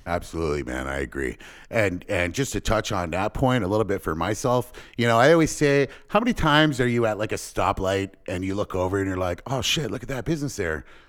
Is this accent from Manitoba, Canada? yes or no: no; LaSalle, Ontario, Canada; also born or lived in Windsor, Ontario; I was born and raised here in Windsor, uh, in LaSalle, actually